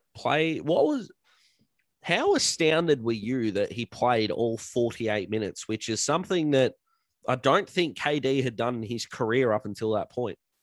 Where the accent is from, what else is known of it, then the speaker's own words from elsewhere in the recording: Australia; as an Aussie